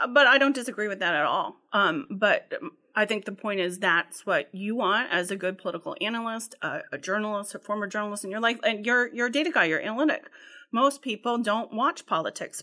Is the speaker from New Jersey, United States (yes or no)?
no; Ohio, United States; now in Massachusetts, United States; I'm from Ohio